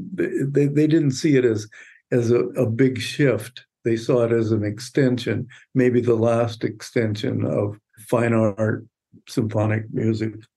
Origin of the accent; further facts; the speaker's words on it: Los Angeles, California, United States; My first, more or less, eight years, seven eight years, were in um, Boyle Heights.